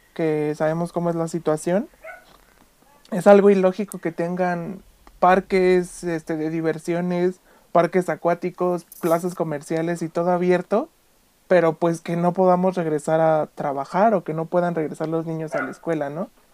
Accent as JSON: {"language": "Spanish", "country": "Mexico", "said": "no tenemos nosotros como mexicanos la costumbre de usar un cubrebocas"}